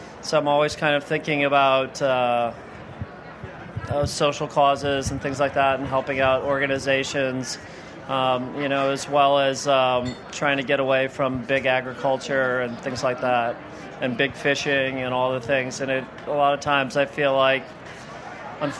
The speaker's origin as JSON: {"language": "English", "region": "Rhode Island", "country": "United States", "tie": "born or raised there", "also_born_or_lived": "Barrington, Rhode Island", "moved": "as an adult", "lives_now": "Charlotte, United States", "said": "I grew up in Rhode Island, so moving to the South was a big change for me"}